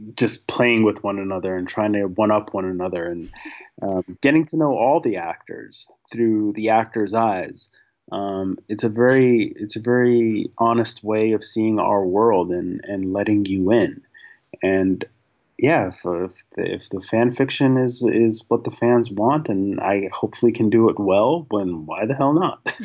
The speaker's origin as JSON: {"language": "English", "town": "New York City", "region": "New York", "country": "United States", "tie": "born or raised there", "said": "I grew up in New York City"}